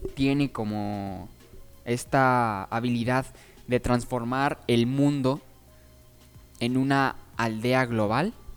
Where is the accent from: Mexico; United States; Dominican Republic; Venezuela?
Mexico